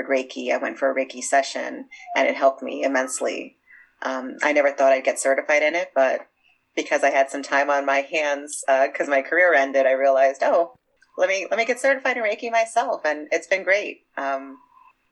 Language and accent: English; New York City, New York, United States; I grew up in Brooklyn